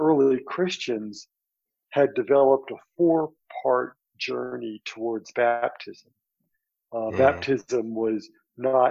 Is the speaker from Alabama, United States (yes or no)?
yes; Birmingham, Alabama, United States; I grew up in Birmingham, Alabama, in the very difficult days of the 1950s and the 1960s.